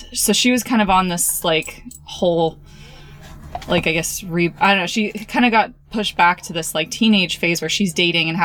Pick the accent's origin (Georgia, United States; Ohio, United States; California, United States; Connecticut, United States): California, United States; Napa; I'm from Napa, California